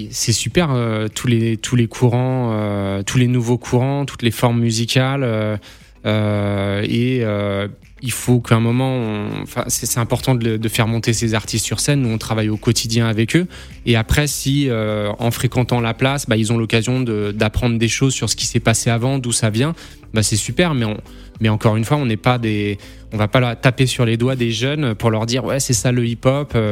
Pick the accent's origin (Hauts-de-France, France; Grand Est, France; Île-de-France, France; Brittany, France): Île-de-France, France; Paris; born there; also born or lived in Auxerre / Dijon; je suis né à Paris, j'ai bougé en province, à Auxerre, à Dijon, etc.